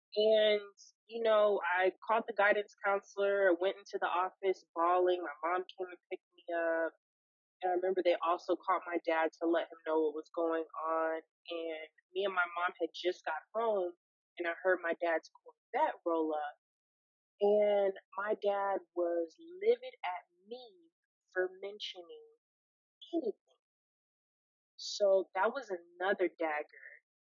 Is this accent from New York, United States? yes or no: no; South Carolina, United States; born there; because I was born in South Carolina and we used to be stationed there.